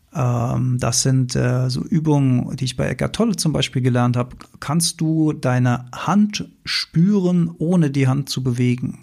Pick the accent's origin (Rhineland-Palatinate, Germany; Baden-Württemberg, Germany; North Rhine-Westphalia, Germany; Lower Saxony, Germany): Rhineland-Palatinate, Germany; Mainz; bin ich ja hier Mainzer